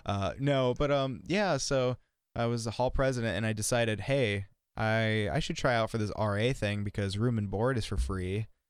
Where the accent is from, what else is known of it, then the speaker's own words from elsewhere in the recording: Milbank, South Dakota, United States; also born or lived in Las Vegas, Nevada; I literally spent half my life in Vegas and half my life in Milbank. Like, I moved here when I was nine